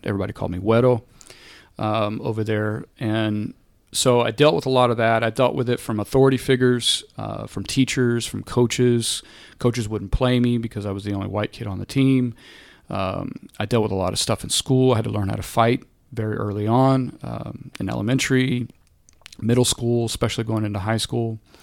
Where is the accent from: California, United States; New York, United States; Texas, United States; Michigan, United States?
Texas, United States; Corpus Christi; now in Dallas, United States; I grew up in Corpus Christi